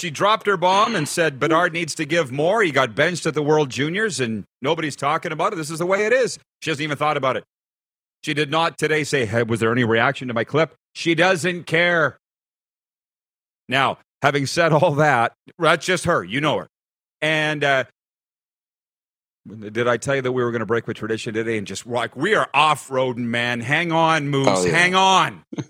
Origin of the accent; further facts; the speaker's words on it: United States; I'm an American.